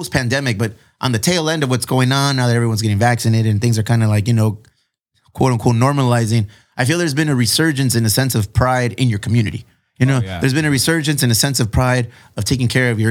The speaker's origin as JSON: {"language": "English", "town": "Chula Vista", "region": "California", "country": "United States", "tie": "born or raised there", "also_born_or_lived": "Spring Valley / Paradise Hills / Bonita", "said": "I'm from Chula Vista"}